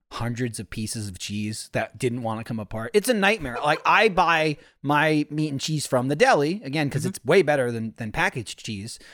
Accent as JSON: {"language": "English", "region": "New Jersey", "country": "United States", "tie": "born or raised there", "said": "growing up in New Jersey, everyone sold sandwiches"}